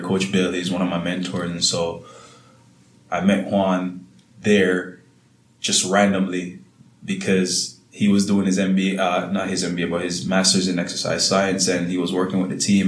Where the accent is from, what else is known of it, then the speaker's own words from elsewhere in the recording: Salt Spring, Hanover, Jamaica; I'm from a small town called Salt Spring in Hanover